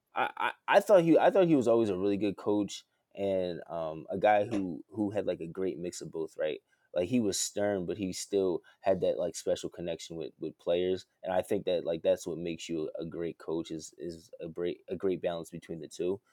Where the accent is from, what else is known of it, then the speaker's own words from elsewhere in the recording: right outside of Philadelphia, Pennsylvania, United States; diehard Philly fan all day, um, from right outside of Philly